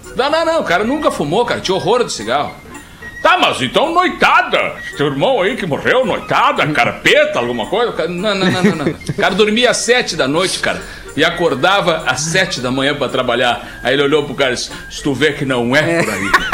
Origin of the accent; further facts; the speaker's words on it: Alegrete, Rio Grande do Sul, Brazil; moved away as an adult; now in Porto Alegre, Brazil; a minha formação toda é em Alegrete, na base